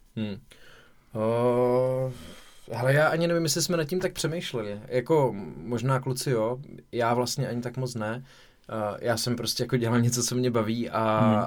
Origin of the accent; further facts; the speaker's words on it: Zlín, Zlín Region, Czechia; já jsem ze Zlína rodák